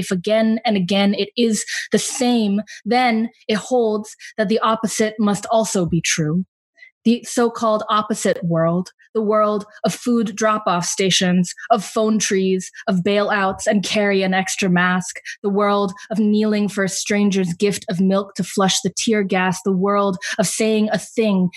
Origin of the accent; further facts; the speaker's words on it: Atlanta, Georgia, United States; also born or lived in Providence; my hometown in Atlanta